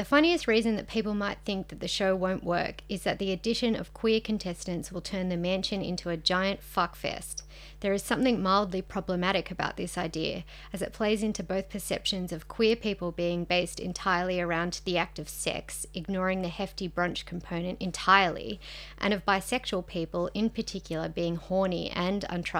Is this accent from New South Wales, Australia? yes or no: yes; Sydney, New South Wales, Australia; We're journalists from Sydney.